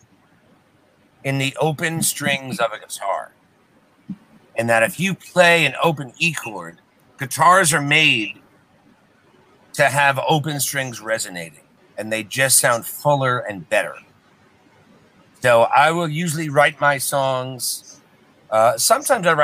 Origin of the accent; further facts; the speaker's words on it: Westchester, New York, United States; moved away; I grew up in Westchester